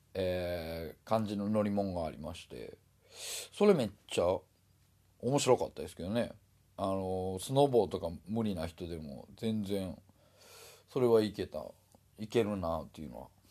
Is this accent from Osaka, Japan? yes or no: yes; Osaka, Japan; moved away; 僕はもともと大阪人